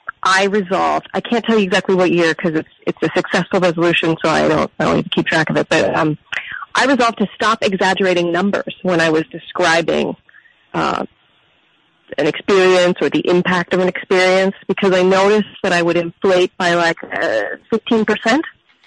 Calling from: New York City, New York, United States; I'm calling from Brooklyn, New York.

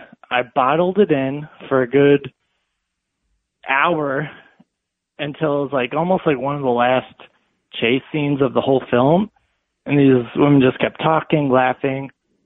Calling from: Los Angeles, California, United States; I'm calling from L.A.

